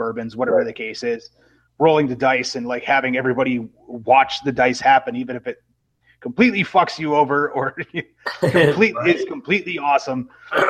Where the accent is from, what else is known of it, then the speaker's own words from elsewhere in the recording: Madison, Wisconsin, United States; moved away; also born or lived in Milwaukee, Wisconsin; I'm actually originally from the Madison area. Okay. I was born and raised in Wisconsin.